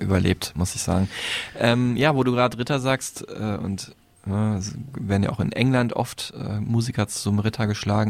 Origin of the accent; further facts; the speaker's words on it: North Rhine-Westphalia, Germany; ich als Westfale bin da noch so der südlichste Nordeuropäer